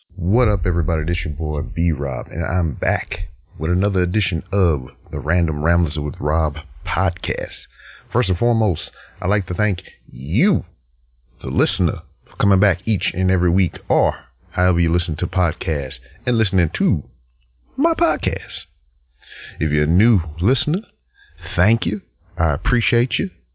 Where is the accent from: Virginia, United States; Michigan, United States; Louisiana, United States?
Louisiana, United States; Lake Charles; moved away; I'm here in my hometown of Lake Charles, Louisiana.